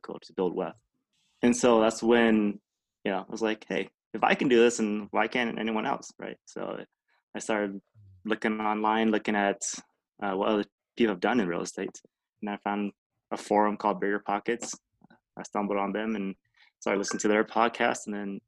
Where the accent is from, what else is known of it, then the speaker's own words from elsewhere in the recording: Lakewood, Colorado, United States; also born or lived in Vietnam; I came over to America when I was 4 years old, came straight to Colorado, and I've been here ever since. I've been in Lakewood for the last, 24 years now